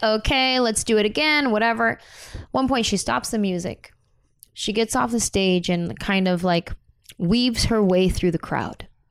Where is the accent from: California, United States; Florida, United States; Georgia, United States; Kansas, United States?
California, United States; San Jose; moved away as an adult; now in Los Angeles, United States; I grew up in San Jose, Mexican and Native American family, mostly Mexican American